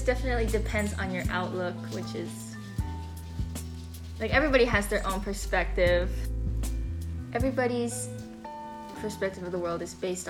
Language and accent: English; Hawaii, United States; I'm not Hawaiian, but I've been like indulging in this culture for my entire life.